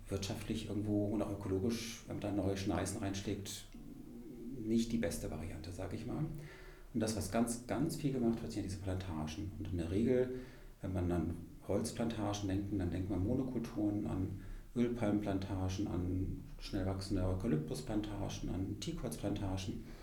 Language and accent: German; Freiburg, Baden-Württemberg, Germany; ich komme ja ursprünglich aus, aus Freiburg im Schwarzwald.